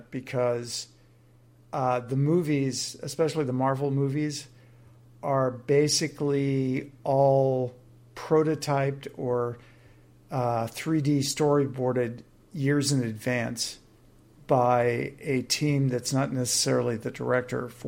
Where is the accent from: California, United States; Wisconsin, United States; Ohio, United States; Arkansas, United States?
California, United States; Southern; I grew up in Southern California.